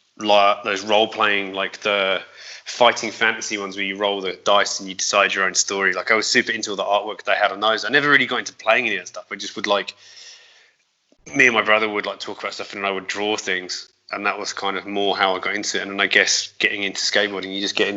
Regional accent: Aldershot, South East England, United Kingdom; moved away as an adult; now in London, United Kingdom; I grew up there until I was 19

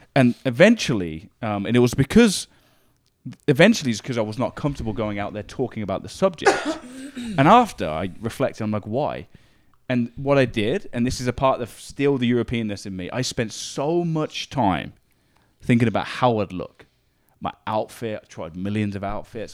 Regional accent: Northampton, East Midlands, United Kingdom; moved away as an adult; now in Canada; I grew up in a hometown called Northampton in England

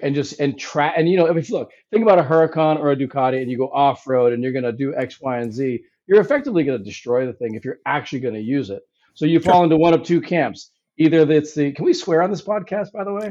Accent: Hawaii, United States; moved away; also born or lived in New York / India; I was really born and raised in Hawaii

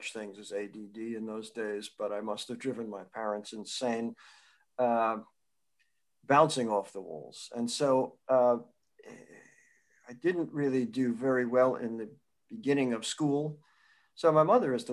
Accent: Peekskill, New York, United States; I grew up in Northern Westchester near Peekskill

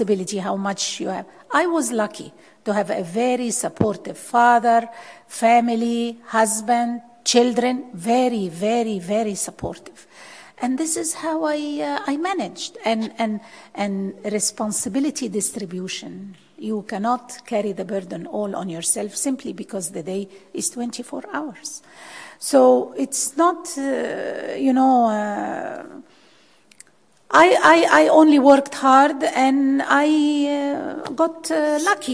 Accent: Egypt; moved away as an adult; where are you from? Egypt

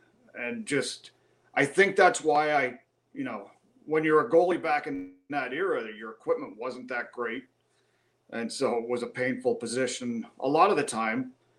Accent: Southern Ontario, Canada; moved away as an adult; Growing up in Southern Ontario

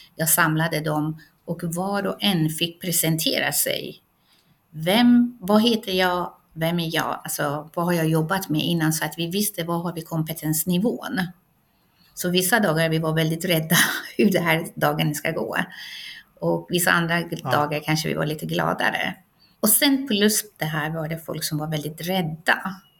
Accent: Iran; now in Sweden; ursprungligen kommer jag från Iran

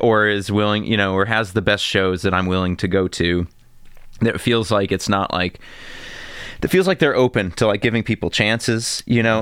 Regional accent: Monticello, United States; I grew up in Monticello

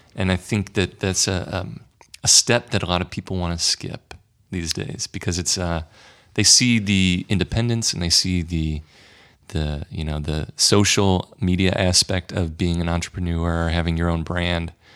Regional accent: St. Louis, Missouri, United States; born or raised there

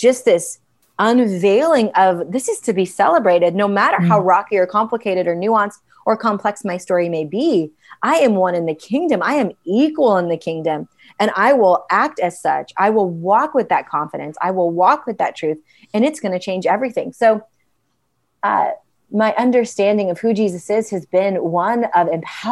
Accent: United States; also born or lived in India / London; I didn't feel like an Indian in America

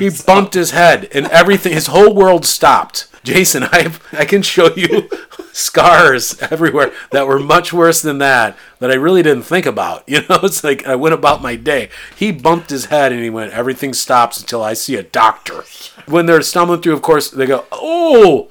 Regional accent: Iowa, United States; I grew up in Iowa

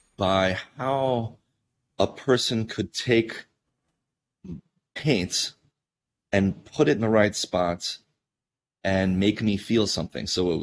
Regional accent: Georgia, United States; moved away; I was a very shy kid, and I grew up in Georgia, on a mountain range there.

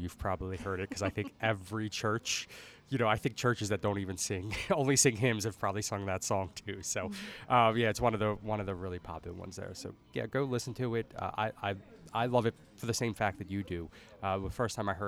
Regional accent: Dundalk, Maryland, United States; I'm born and raised in Dundalk for the majority of my life

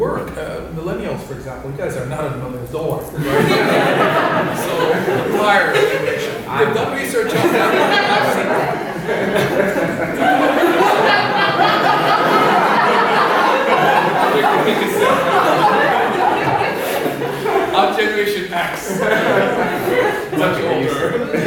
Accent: Kuwait; moved away; I'm of Palestinian origin. I grew up in Kuwait

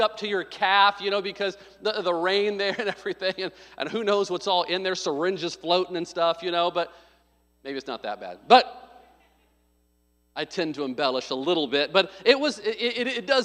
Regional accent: Arkansas, United States; also born or lived in Midwest; now in California, United States; I was born in Arkansas, so I know the storms in the South. I lived in the Midwest

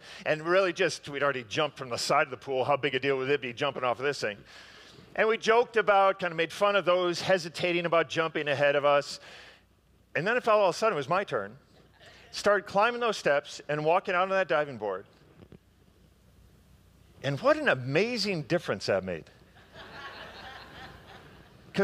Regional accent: Park Ridge, Illinois, United States; my hometown of Park Ridge

